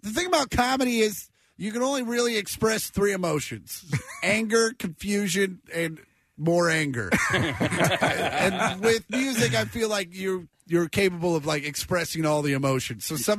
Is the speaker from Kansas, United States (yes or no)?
yes; Kansas, United States; moved away as an adult; now in Los Angeles, United States; I lived in Kansas for 26 years.